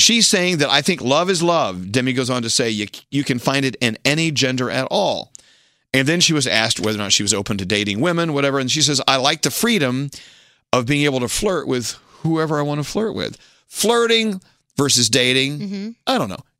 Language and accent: English; Texas, United States; I, was born and raised in Texas and here from the United States